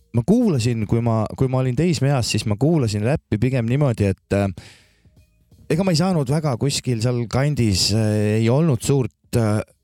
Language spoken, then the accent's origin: Estonian; Maardu, Harju County, Estonia; moved away as an adult; also born or lived in Viljandi / Tallinn / Võru; olen selles mõttes pärit sellisest eeslinnast, Tallinna nagu eeslinnast väiksemast ja Laagest. no Maardu. siis seal, seal ma kasvasin